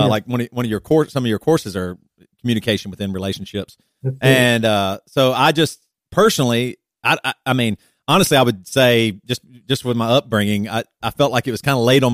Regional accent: South Carolina, United States; moved away as an adult; also born or lived in Seattle, Washington; now in Champaign, United States; We grew up in South Carolina in the Bible Belt

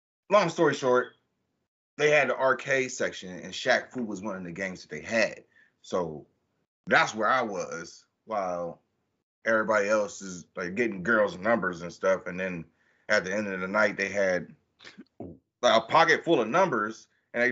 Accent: Warren, United States; moved away; back in Warren, we had this thing, my hometown

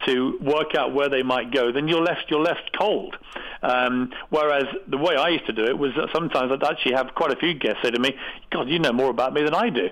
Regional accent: United Kingdom; accent: British; now in United States; I'm, I'm a British guy

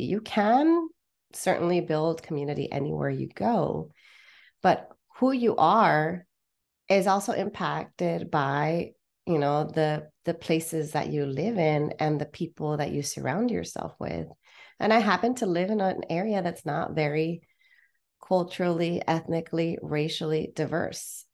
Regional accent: Los Angeles, California, United States; moved away as an adult; also born or lived in Santa Barbara, California; now in Porto, Portugal; I was born and raised in the Southern California area

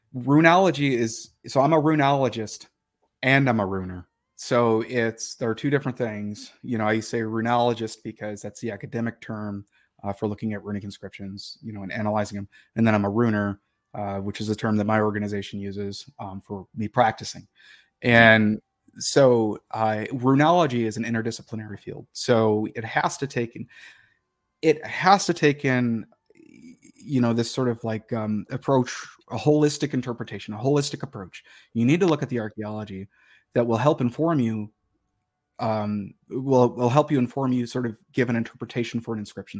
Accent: Detroit, Michigan, United States; moved away; I grew up in Detroit. and, uh, in the city of Detroit

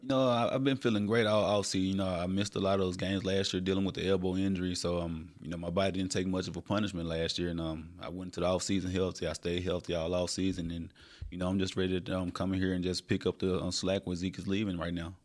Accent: Little Rock, Arkansas, United States; Born and raised in Little Rock, Arkansas

